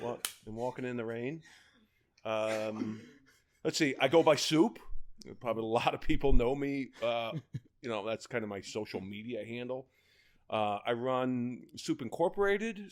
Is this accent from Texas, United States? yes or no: no; Baltimore, Maryland, United States; moved away; I'm from Baltimore, Kansas. Well, two one two two eight